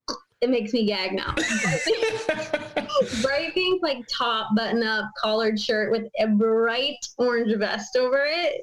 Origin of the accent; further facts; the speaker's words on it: Minnesota, United States; moved away; I'm from Minnesota.